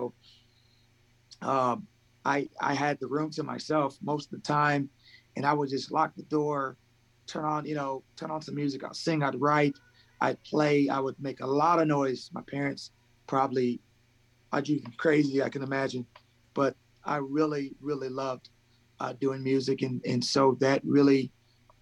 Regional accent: Colton, California, United States; also born or lived in Fresno, California; I am here right now, specifically in Colton, California. So we are about an hour east of Los Angeles. I grew up here in the same area. I was born in Fresno, California

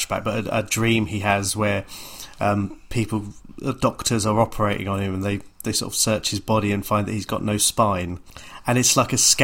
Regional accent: London, United Kingdom; growing up in North London

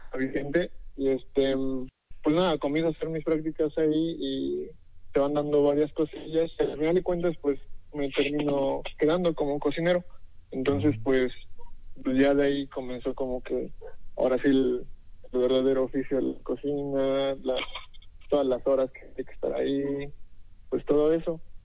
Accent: Cuapiaxtla, Tlaxcala, Mexico; Yo soy de un pueblillo de, este, que se llama Coapiaxla, aquí en Tlaxcala

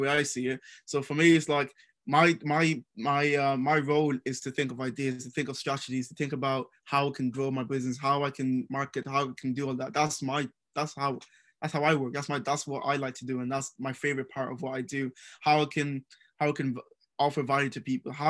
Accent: Ireland; moved away as an adult; also born or lived in Nigeria; now in United Kingdom; I grew up in Ireland. So I grew up in Ireland from the age of 3 years old to about 18 years old.

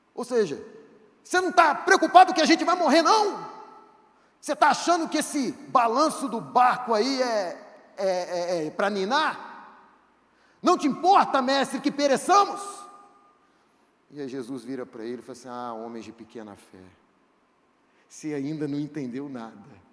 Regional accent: Itaperuna, Rio de Janeiro, Brazil; Eu sou de Itaperuna

